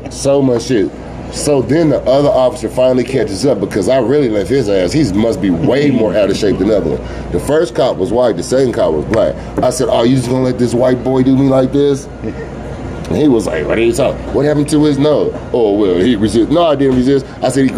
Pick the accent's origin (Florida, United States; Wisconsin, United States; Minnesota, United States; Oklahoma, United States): Oklahoma, United States; Oklahoma City; also born or lived in Tulsa, Oklahoma; when I was 4 years old, we moved away from Tulsa. So we moved to Oklahoma City